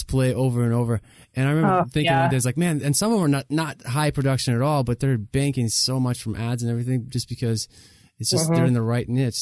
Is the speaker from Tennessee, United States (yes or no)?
yes; Tennessee, United States; also born or lived in Columbus / Tri-Cities, Tennessee; I grew up in Tennessee